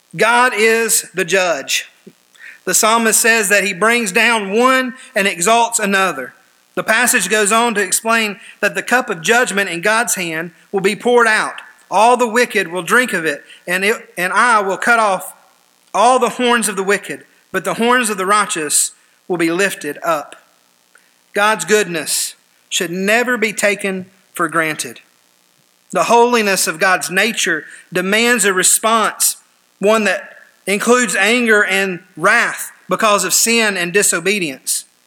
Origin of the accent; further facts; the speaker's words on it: United States; us as American believers today